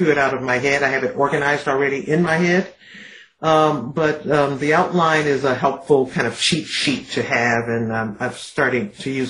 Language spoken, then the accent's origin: English; Detroit, Michigan, United States; growing up in Detroit